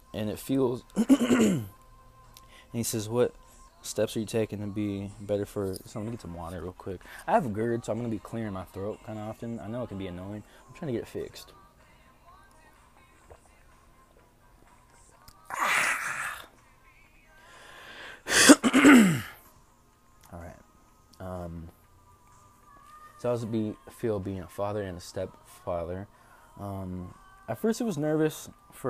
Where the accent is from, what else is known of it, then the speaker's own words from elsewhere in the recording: Tacoma, Washington, United States; also born or lived in Chicago, Illinois; now in Tucson, United States; I am from Tacoma, Washington